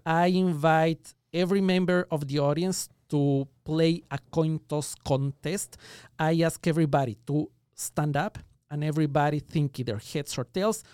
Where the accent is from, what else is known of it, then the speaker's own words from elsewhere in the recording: Ecuador; moved away as an adult; now in Los Angeles, United States; I was born and raised in Ecuador. That explains the accent